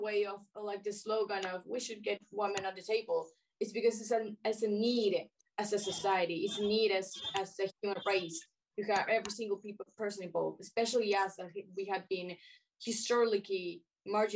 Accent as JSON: {"language": "English", "country": "Chile", "said": "I'm Chilean, yes, I'm Latin American"}